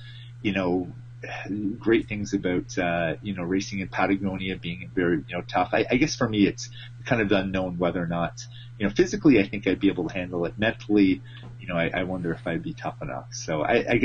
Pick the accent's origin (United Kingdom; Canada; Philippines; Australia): Canada; as a Canadian